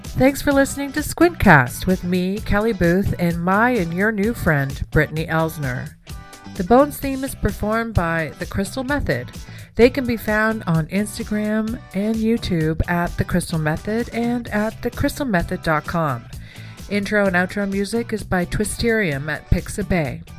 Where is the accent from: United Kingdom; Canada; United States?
Canada; I'm a Canadian.